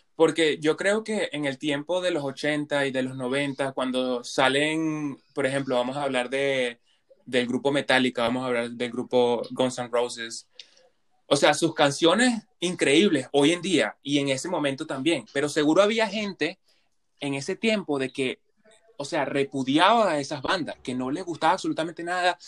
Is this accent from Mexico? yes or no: no; Venezuela; now in Canada; de Venezuela